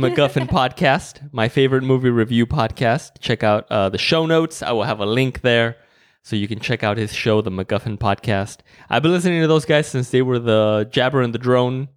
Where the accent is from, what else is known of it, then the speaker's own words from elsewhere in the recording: Mexico; moved away; growing up in Mexico